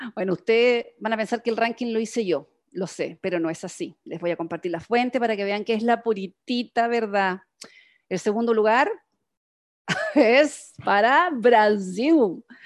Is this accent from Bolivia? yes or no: no; Chile; como buena chilena